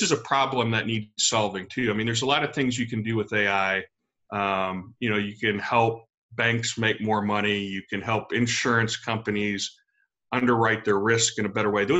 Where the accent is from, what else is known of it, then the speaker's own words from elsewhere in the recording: United States; moved away as an adult; also born or lived in Texas / Louisiana; now in St. Louis, United States; I am a transplant. I grew up in Texas in Louisiana.